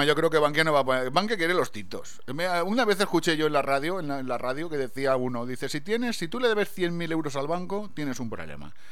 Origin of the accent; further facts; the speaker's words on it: Valencian Community, Spain; yo, como soy de Valencia, pero de un pueblecito al lado, que no lo hablamos muy bien